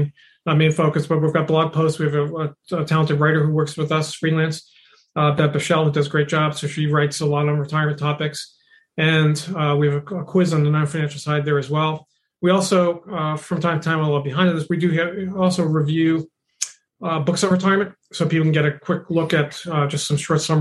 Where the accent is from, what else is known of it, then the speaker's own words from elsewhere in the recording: Boston, Massachusetts, United States; growing up in Boston